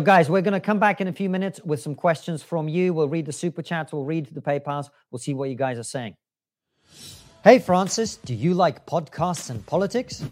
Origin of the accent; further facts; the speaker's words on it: Moscow, Russia; moved away; as a kid growing up in Moscow